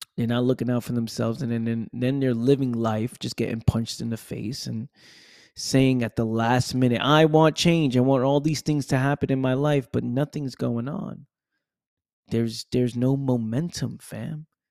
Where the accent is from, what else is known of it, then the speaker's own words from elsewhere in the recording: New York City, New York, United States; now in Florida, United States; grew up, born and raised in the Bronx, New York